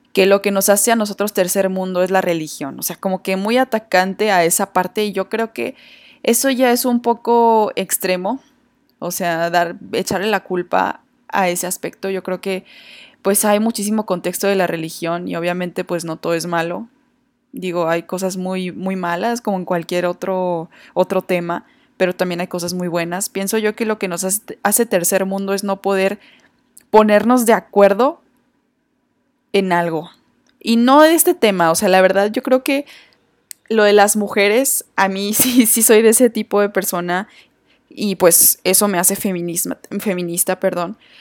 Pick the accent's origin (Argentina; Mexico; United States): Mexico; Torreón, Coahuila; mi ciudad natal Torreón